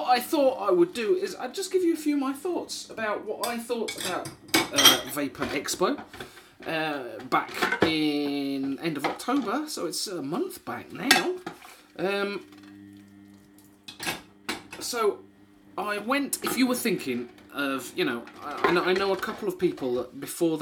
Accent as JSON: {"language": "English", "town": "Wisbech", "region": "East of England", "country": "United Kingdom", "tie": "born or raised there", "moved": "yes", "said": "I grew up in Wisbeach."}